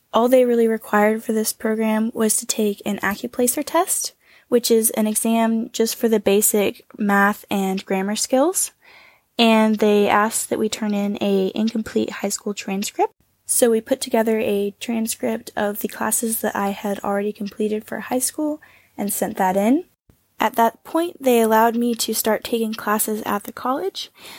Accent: Northwest Arkansas, United States; I'm from the United States, from Northwest Arkansas, and I was homeschooled kindergarten through 12th grade.

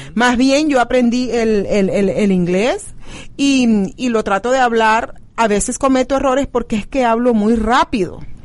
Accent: Venezuela; now in United States; Como venezolanos venimos, nos adaptamos, comemos la comida, este, del país donde estamos llegando, aprendemos el idioma de donde estamos

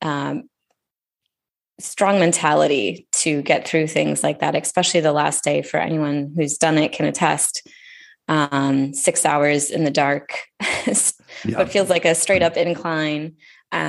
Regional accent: United States; growing up in the United States

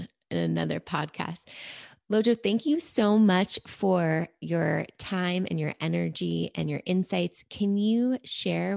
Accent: New York City, New York, United States; moved away; growing up in New York City

